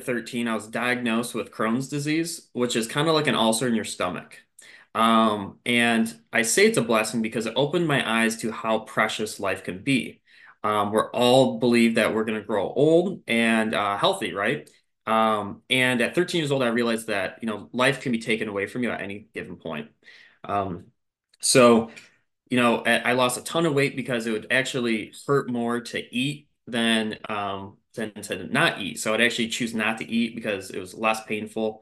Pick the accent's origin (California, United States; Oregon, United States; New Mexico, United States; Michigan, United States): Michigan, United States; moved away as an adult; now in South Carolina, United States; I am born and raised in Michigan